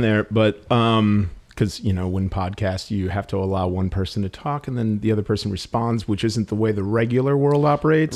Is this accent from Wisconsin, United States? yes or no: yes; Milwaukee, Wisconsin, United States; moved away; I came from Milwaukee, and Milwaukee, like, prides itself on really goofy yet sophisticated humor